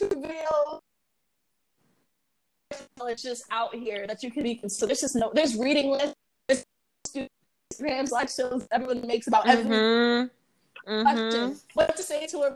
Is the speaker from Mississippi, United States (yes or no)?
no; Dallas, Georgia, United States; also born or lived in Atlanta; I grew up in Dallas, Georgia, then I moved to Atlanta, like for high school